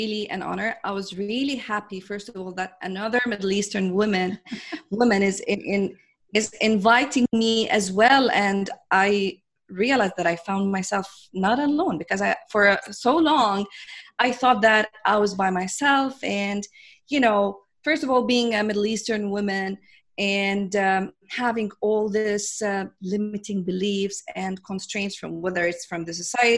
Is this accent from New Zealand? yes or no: no; Jordan; I come from Jordan, which is this tiny country in the Middle East.